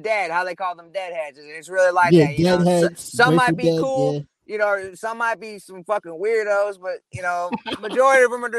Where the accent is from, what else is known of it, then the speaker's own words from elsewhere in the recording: Midwest, United States; Because, like I said, I'm from the Midwest, so I was just trying to get it.